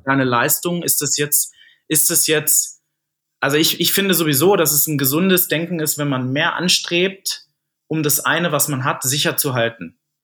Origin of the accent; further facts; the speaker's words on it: near Wolfsburg, Lower Saxony, Germany; moved away as an adult; now in Munich, Germany; Ich komme ja äh, gebürtig aus der Nähe von Wolfsburg